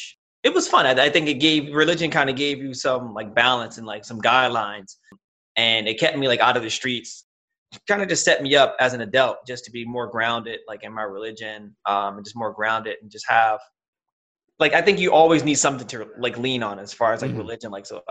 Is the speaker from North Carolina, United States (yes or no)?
no; Paterson, New Jersey, United States; moved away as an adult; also born or lived in Hackensack, New Jersey / Wayne, New Jersey; now in South Plainfield, United States; I was born in Hackensack Hospital, but raised in Paterson, New Jersey. I'm currently living in South Plainfield, New Jersey, and I am 32, and I'm Black, African-American, baby.